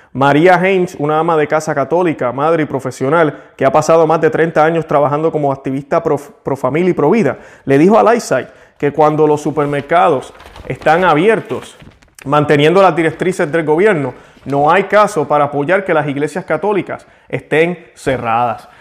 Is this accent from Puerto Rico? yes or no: yes; Puerto Rico; yo que nací en Puerto Rico, es como decir, soy puertorriqueño